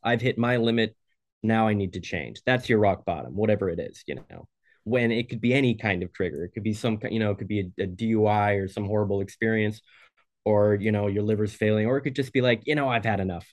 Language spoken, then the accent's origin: English; Oregon, United States; I'm from Oregon